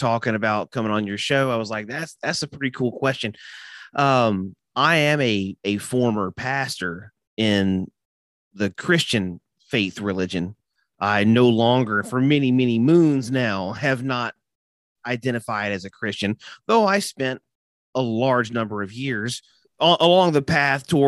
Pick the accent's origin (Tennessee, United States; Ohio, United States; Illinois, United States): Tennessee, United States; Nashville; I am from Nashville, Tennessee. I am a rare unicorn around